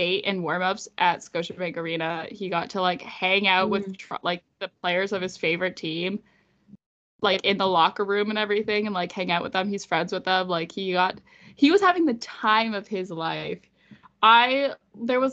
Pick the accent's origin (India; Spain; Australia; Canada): Canada; I grew up in Canada